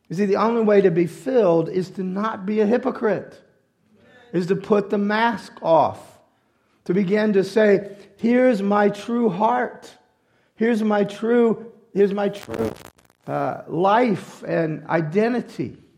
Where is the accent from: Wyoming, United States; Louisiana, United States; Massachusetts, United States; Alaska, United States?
Louisiana, United States; I'm a Cajun and I like red beans and rice with sausage.